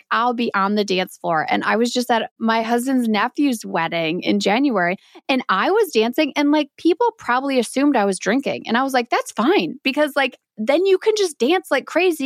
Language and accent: English; Wisconsin, United States; growing up in Wisconsin